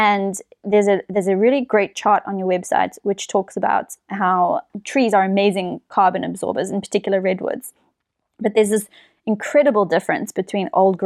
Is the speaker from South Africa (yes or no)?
yes; South Africa; moved away; we are originally South African, so we do have to go back there to visit our friends and our family